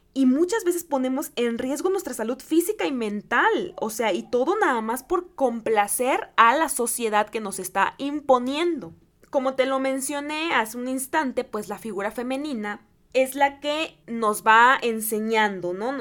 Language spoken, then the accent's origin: Spanish; Guerrero, Mexico; en el estado de Guerrero, que es mi, mi estado